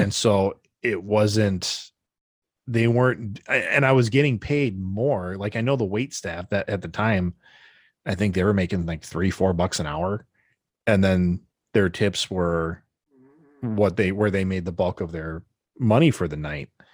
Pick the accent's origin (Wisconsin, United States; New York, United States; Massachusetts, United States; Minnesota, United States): Wisconsin, United States; We're from Wisconsin